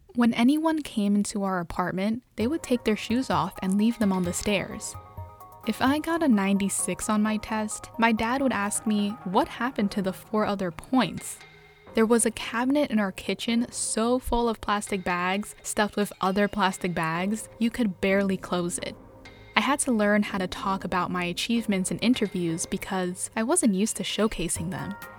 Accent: New York, United States; I'm a journalist, a native New Yorker

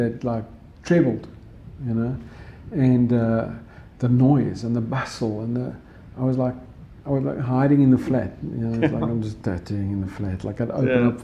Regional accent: Johannesburg, Gauteng, South Africa; I grew up there. I grew up in Mayfair, North

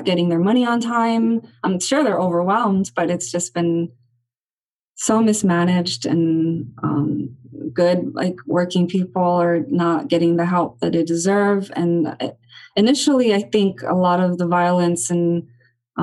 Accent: Los Angeles, California, United States; I'm born and raised here right outside downtown LA. So, you know, I grew up hanging out around Skid Row

